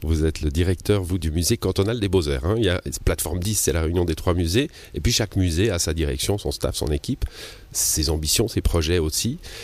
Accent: Switzerland; on vient du Chablais, comme moi

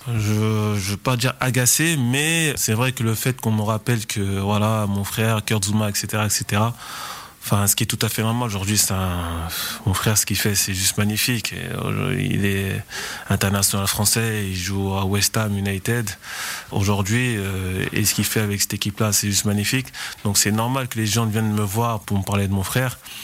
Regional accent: Lyon, Auvergne-Rhône-Alpes, France; moved away as an adult; now in Vevey, Switzerland; je voulais vraiment rester à proximité de Lyon comme je suis originaire de Lyon

